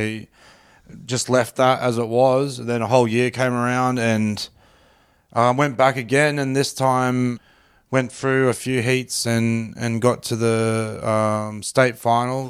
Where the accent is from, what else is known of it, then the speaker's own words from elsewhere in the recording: Australia; I'm this Aussie bloke from the suburbs